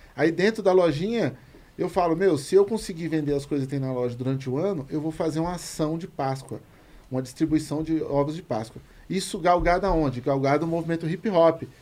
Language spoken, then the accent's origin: Portuguese; São Paulo, Brazil; Eu falei, no Jardim Comercial ali